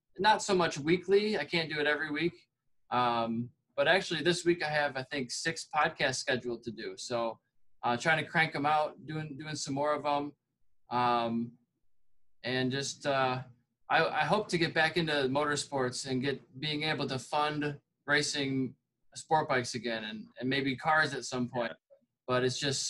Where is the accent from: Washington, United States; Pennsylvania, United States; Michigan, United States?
Michigan, United States; I'm from Michigan